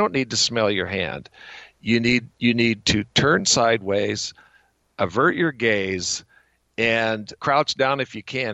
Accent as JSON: {"language": "English", "town": "Bonners Ferry", "region": "Idaho", "country": "United States", "tie": "born or raised there", "also_born_or_lived": "New York", "said": "my hometown of Bonner's Ferry"}